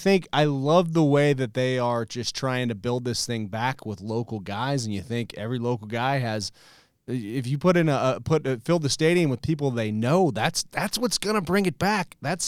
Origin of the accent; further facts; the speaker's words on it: Texas, United States; moved away as an adult; now in Arizona, United States; I'm from Texas